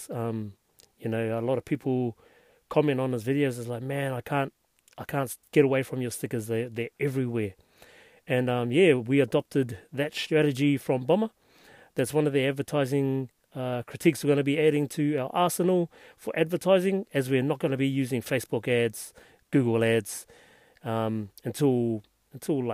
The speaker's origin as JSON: {"language": "English", "town": "Hastings", "region": "Hawke's Bay", "country": "New Zealand", "said": "I'm from Hastings"}